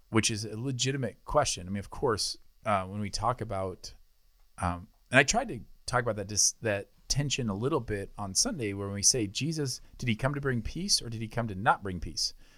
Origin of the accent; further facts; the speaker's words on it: United States; I'm an American citizen